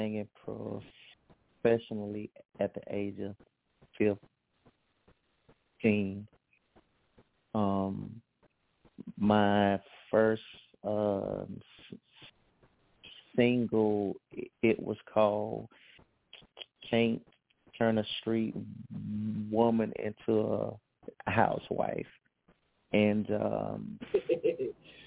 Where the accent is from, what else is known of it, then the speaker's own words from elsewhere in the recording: Hattiesburg, Mississippi, United States; I'm from Hattiesburg, Mississippi, and I sing R&B, neo soul, and a little bit of southern soul